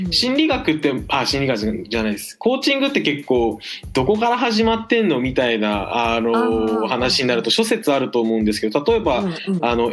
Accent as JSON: {"language": "Japanese", "region": "Hiroshima", "country": "Japan", "tie": "born or raised there", "moved": "as an adult", "lives_now": "Kyoto, Japan", "said": "出身はですね、あの、うん、広島でえっと十八年間広島に住んで大学入学の折に京都にやってきた感じです。"}